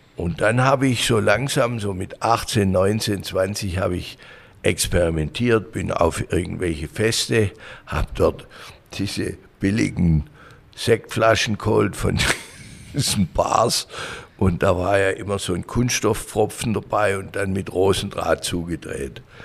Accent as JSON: {"language": "German", "town": "Langenburg", "region": "Baden-Württemberg", "country": "Germany", "tie": "born or raised there", "said": "bin geboren in Hohenlohe, aufgewachsen in Bechling-Langenburg Dort habe ich auch meine Jugend ver verbracht"}